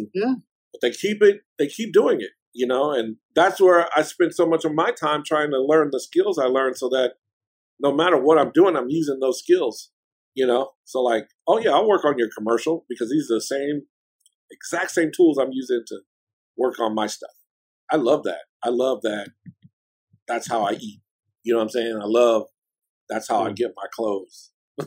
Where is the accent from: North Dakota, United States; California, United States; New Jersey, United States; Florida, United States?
California, United States; Oakland; I'm from Oakland and I'm always repping Oakland